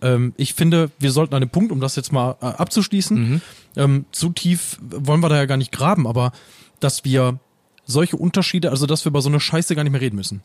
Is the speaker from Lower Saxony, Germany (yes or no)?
no; Essen, North Rhine-Westphalia, Germany; accent: Ruhrpott; Das ist übrigens mein Geburtsort